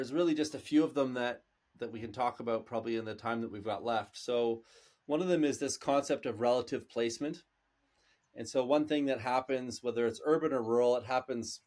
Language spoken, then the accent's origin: English; Canada; we're Canadian